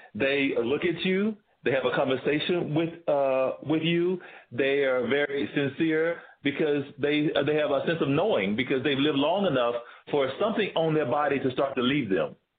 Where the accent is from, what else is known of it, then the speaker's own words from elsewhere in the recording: Tennessee, United States; moved away as an adult; also born or lived in Georgia; now in Bay Area, United States; growing up in the South, um, one of the main questions I'd always gotten from uh, uh, my community in the South was, "Where are you from?" It's like I'm from Tennessee.